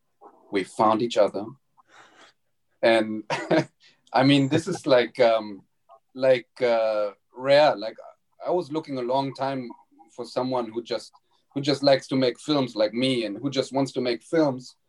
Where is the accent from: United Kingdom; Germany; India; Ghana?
Germany; moved away; there was a school in my hometown when I went back to Germany